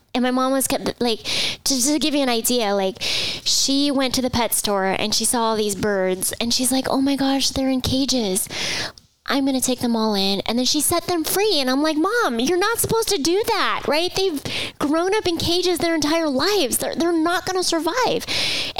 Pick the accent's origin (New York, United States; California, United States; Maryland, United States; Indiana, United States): California, United States; Southern; I was actually born and raised in Southern California.